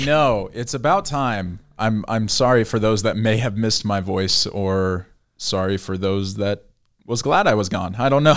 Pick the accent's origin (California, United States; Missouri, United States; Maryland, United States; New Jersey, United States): California, United States; Bay Area; I grew up in, I grew up in the Bay Area